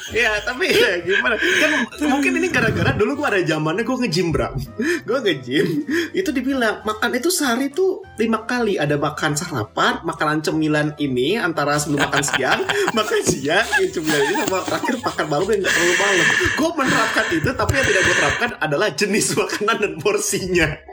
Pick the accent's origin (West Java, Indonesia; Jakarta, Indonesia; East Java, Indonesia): Jakarta, Indonesia; gue besar di Jakarta